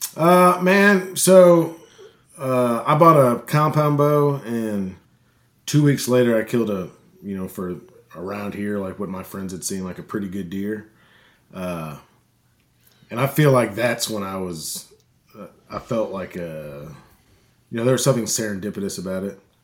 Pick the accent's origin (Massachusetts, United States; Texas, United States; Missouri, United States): Missouri, United States; St. Louis; moved away as an adult; now in Arkansas, United States; I grew up in Saint Louis, and I moved to, uh, the small town in Arkansas to go to this, uh, to go to college